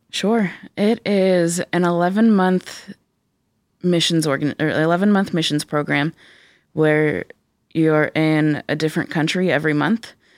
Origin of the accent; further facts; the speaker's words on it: Pittsburgh, Pennsylvania, United States; accent: Pittsburghese; moved away as an adult; now in Cedarville, United States; I grew up in Pittsburgh.